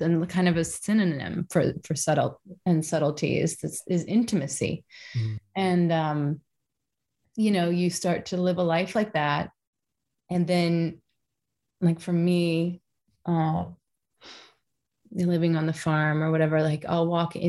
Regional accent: Kentucky, United States; I'm from Kentucky

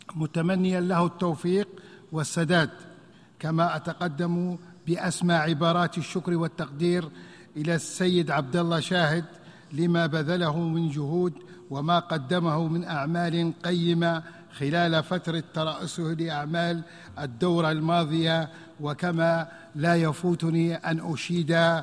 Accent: Libya; بلدي ليبيا

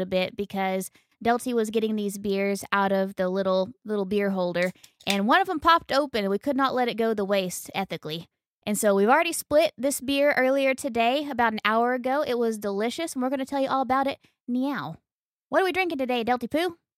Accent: United States; being an American

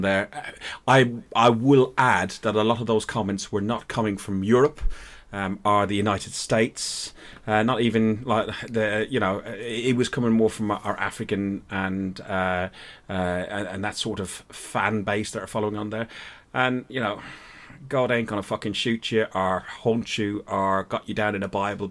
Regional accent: Ireland; I'm Irish

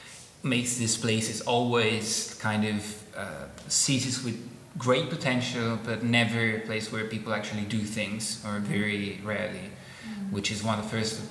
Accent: Italy

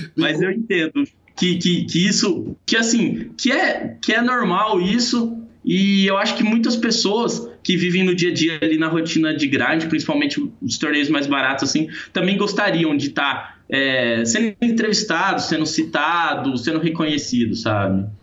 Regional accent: Paranaíba, Mato Grosso do Sul, Brazil; eu sou de Paranaíba, Mato Grosso do Sul, uma cidade de interior, uma cidade muito pequena

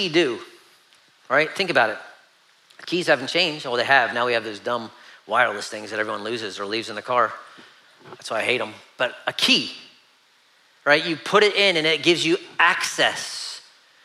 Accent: Pennsylvania, United States; now in Savannah, United States; I grew up in Pennsylvania and we would go hunting

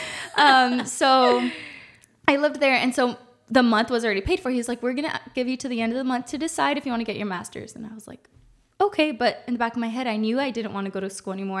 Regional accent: Uvalde, Texas, United States; moved away as an adult; also born or lived in Corpus Christi, Texas; now in San Antonio, United States; I'm from Uvalde, Texas. I'm twenty-six years old. Born and raised in Uvalde

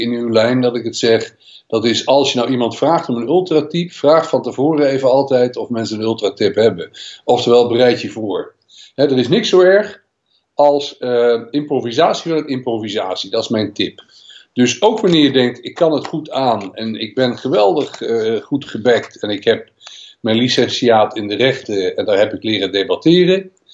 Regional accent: Netherlands; wij als Nederlanders

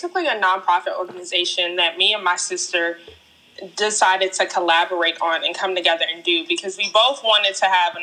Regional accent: Hyattsville, Maryland, United States; I grew up in Hyattsville, Maryland

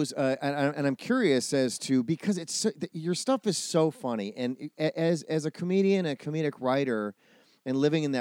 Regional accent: outside of Milwaukee, Wisconsin, United States; I grew up in outside of Milwaukee

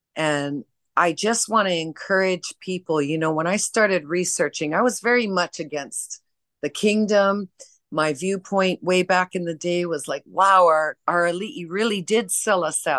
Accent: Hawaii, United States

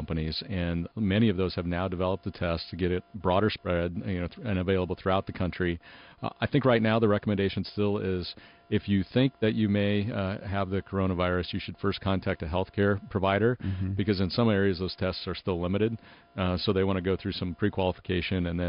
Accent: Nebraska, United States; I'm from Nebraska, so we're kind of in Tornado Alley as well.

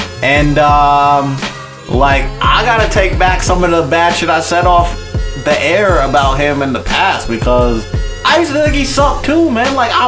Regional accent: New York, United States; we're all from New York

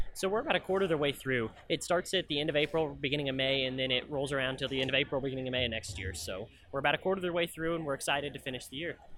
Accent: Southwest Missouri, United States; I come from Southwest Missouri, and I grew up on a diversified livestock operation

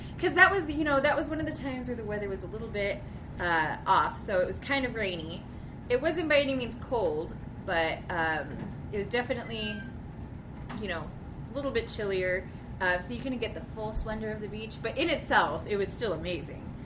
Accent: Utah, United States; I'm from Utah

